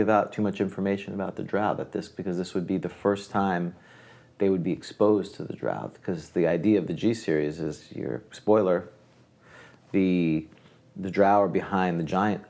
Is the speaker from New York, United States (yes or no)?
yes; New York City, New York, United States; moved away; I came from New York City, too, so we had, you know, the United Colors of Bennington.